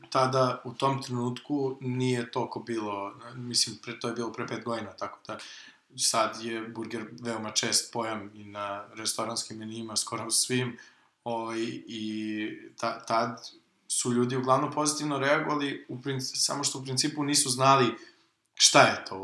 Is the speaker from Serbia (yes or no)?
yes; Serbia